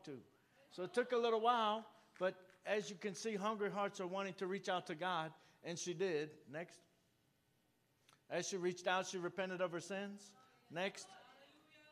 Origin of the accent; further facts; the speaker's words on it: New Orleans, Louisiana, United States; I'm from New Orleans